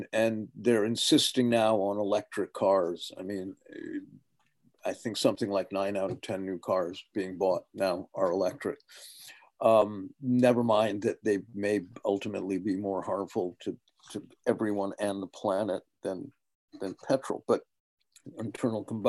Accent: United States; accent: American; my American accent

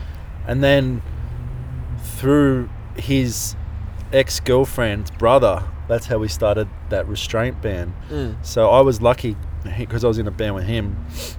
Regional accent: Maroubra, New South Wales, Australia; Well, it got a bit weird because then I started to not hang out with my mates as much.

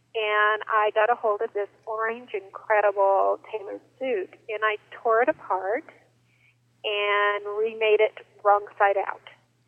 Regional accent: Arizona, United States; Well, I grew up in Arizona, but here and there, cause my dad is an architect

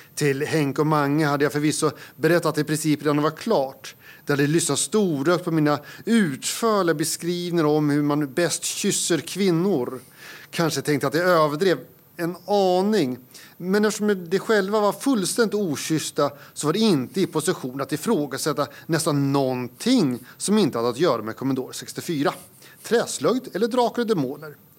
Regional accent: Södermanland, Sweden; moved away as an adult; also born or lived in Uppsala; sörmlänning i exil i Uppland i 20 år. Mm. Sen så återvände jag

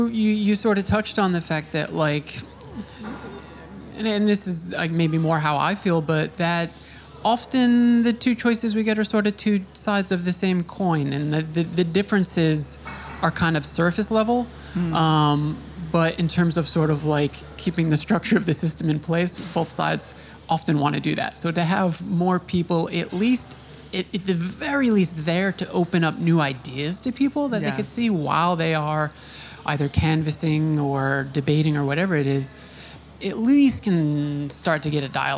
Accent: Long Island, New York, United States; I grew up on Long Island.

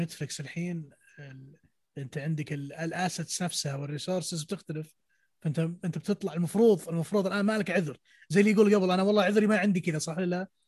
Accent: Saudi Arabia; عندنا في السعوديه

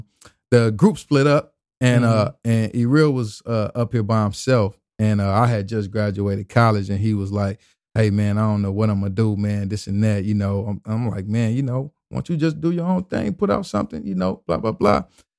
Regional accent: the South, United States; I was from the South.

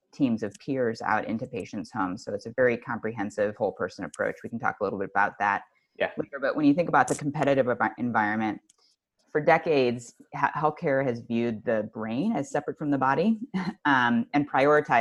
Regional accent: just outside of Cleveland, Ohio, United States; I grew up just outside of Cleveland, Ohio

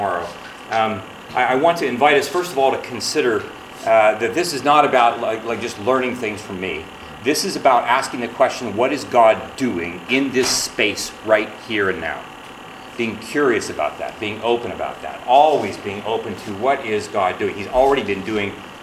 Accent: Ohio, United States; I was born and raised in Ohio.

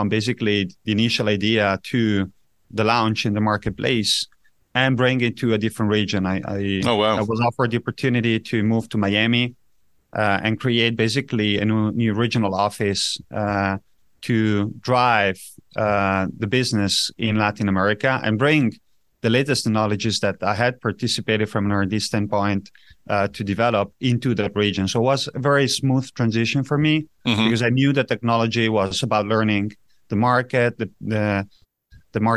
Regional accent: Italian-speaking part, Ticino, Switzerland; also born or lived in Zurich; I grew up in Switzerland, in a very special place of Switzerland, in the south, where Italian is being spoken.

